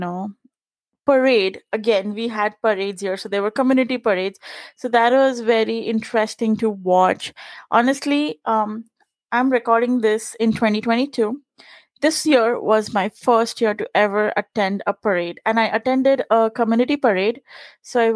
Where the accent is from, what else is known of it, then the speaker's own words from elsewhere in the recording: Maharashtra, India; first language Punjabi; English is a second language; moved away as an adult; I was born in Maharashtra, Maharashtra's state language is Marathi. And so that was like one of the things that we had to learn in school